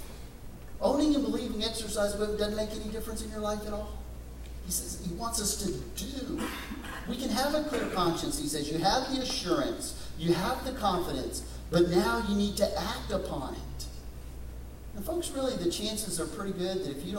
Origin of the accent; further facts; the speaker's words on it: West Texas, United States; Growing up in West Texas, I went to a lot of rodeos